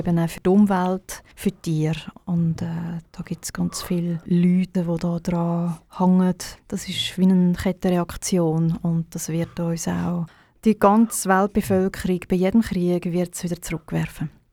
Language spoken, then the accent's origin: German; Baden, Aargau, Switzerland; moved away as an adult; also born or lived in Zurich / Birmensdorf; Ich bin in Baden geboren und aufgewachsen und auch in der Schule.